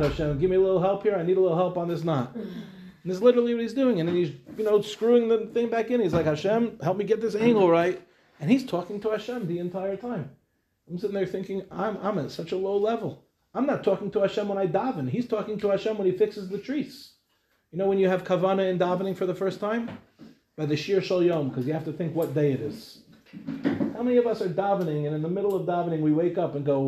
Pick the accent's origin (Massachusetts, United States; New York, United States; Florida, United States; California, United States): New York, United States; Lawrence; now in Israel; I grew up in Lawrence